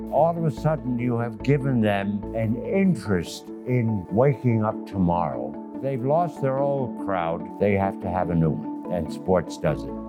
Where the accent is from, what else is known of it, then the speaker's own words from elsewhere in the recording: United States; moved away as an adult; also born or lived in Germany / New York; now in Geneva, Switzerland; We came to the United States. My education was totally in the United States